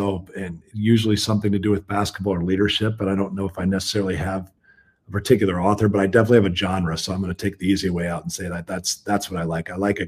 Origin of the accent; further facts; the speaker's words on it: Decatur, Illinois, United States; born there; also born or lived in St. Louis / Kansas City; I was born in Decatur, Illinois. Dad worked in the ag business, and so we moved.